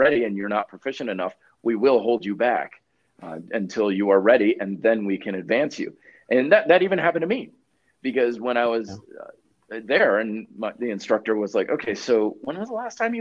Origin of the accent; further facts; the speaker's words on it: Vermont, United States; moved away as an adult; now in Colorado, United States; I even stayed living in my hometown of Vermont